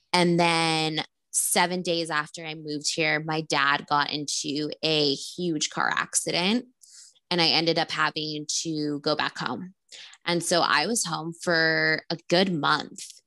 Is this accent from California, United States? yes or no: yes; Rancho Cucamonga, California, United States; also born or lived in Glendora / Los Angeles; I grew up in Rancho Cucamonga